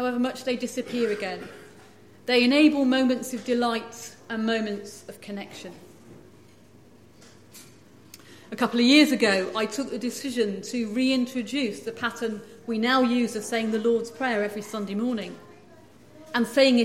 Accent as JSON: {"language": "English", "region": "England", "country": "United Kingdom", "tie": "born or raised there", "moved": "as an adult", "lives_now": "Scotland", "said": "I grew up in England"}